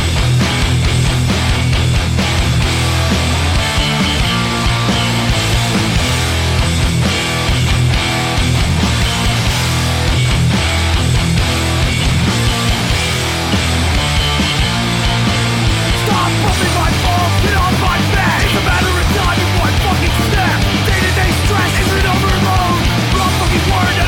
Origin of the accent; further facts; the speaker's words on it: Pennsylvania, United States; I'm from Pennsylvania